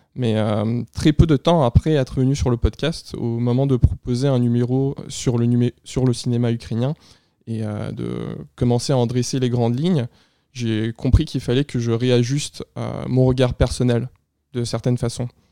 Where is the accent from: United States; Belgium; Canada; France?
Canada; Quebec; Québécois d'origine à la fois russe et ukrainienne